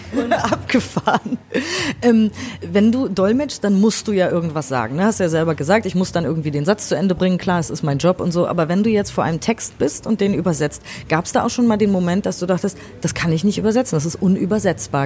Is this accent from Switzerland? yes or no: no; Germany; für mich als Deutsche